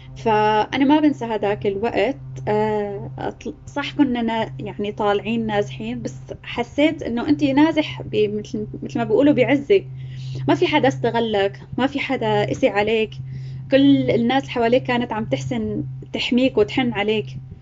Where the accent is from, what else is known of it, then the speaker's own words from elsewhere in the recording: Homs, Homs Governorate, Syria; moved away as an adult; also born or lived in Aleppo; now in Turkey; اني من آه، من حمص